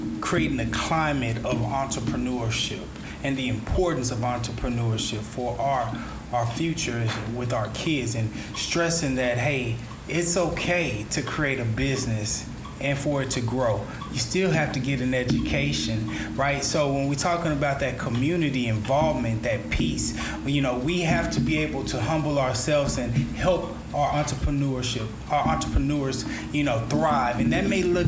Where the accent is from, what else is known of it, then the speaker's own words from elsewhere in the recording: United States; as an American